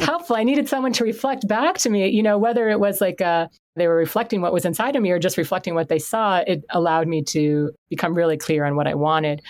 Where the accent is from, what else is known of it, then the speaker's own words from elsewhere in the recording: Canton, Connecticut, United States; also born or lived in Stamford, Connecticut / Northford, Connecticut / Birmingham, Alabama; now in Bethlehem, Connecticut, United States; born and raised in Connecticut